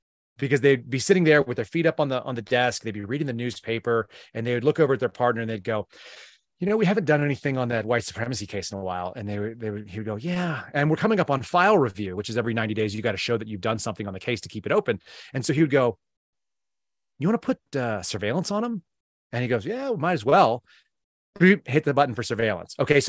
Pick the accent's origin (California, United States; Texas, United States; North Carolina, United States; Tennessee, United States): California, United States; Filipinos and Vietnamese people where I grew up a lot in Southern California a lot.